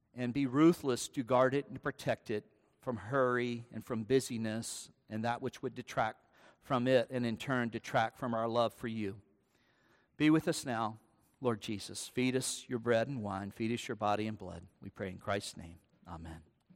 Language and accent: English; United States; I'm an American